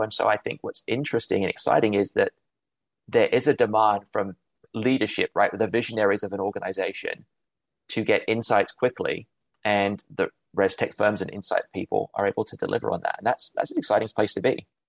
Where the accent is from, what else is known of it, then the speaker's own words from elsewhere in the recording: United Kingdom; accent: English; moved away as an adult; also born or lived in Cleveland, Ohio; now in Chicago, United States; Grew up in the UK, hence my accent